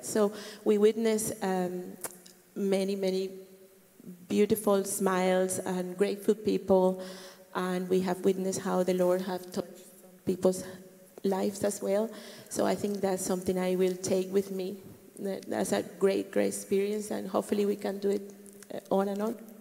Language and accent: English; Colombia; moved away as an adult; I am from Colombia